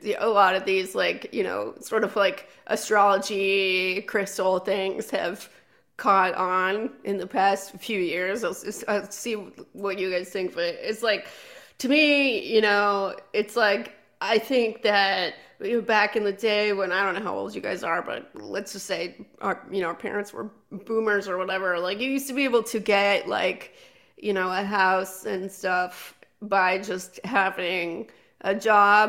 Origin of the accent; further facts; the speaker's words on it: California, United States; I'm from California